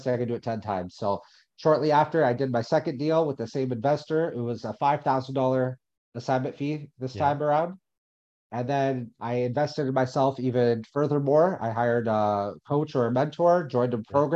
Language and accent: English; Windsor, Ontario, Canada; also born or lived in Alberta; I ended up going back to my hometown of Windsor